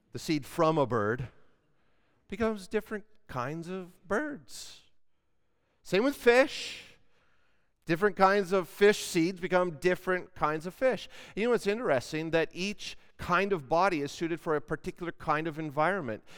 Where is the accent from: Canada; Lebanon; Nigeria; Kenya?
Canada; we're Canadian